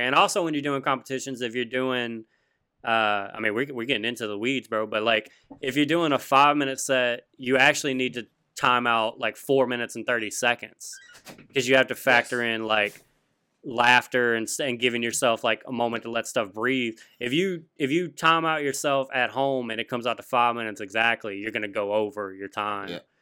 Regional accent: Louisiana, United States; Oh, Louisiana

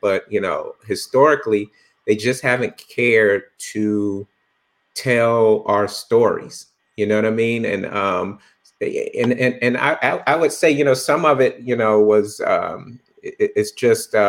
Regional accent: Bakersfield, California, United States; moved away as an adult; also born or lived in Los Angeles; I grew up in Bakersfield

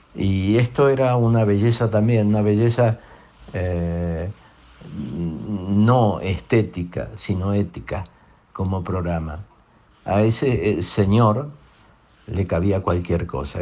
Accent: Argentina; todos creciéramos como argentinos

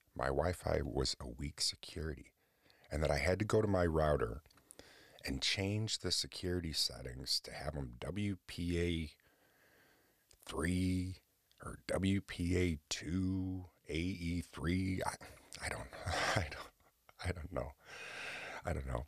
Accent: Oswego, New York, United States; right here in Oswego, New York, my hometown

